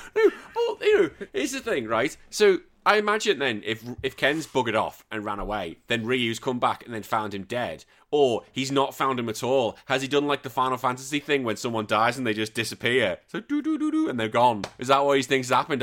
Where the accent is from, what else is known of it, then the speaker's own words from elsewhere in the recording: United Kingdom; now in Australia; I'm a Brit, although I do live in this country now.